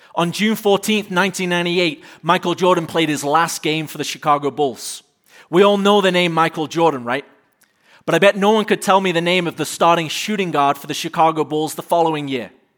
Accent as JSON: {"language": "English", "country": "United Kingdom", "moved": "yes", "lives_now": "United States", "said": "as a Brit"}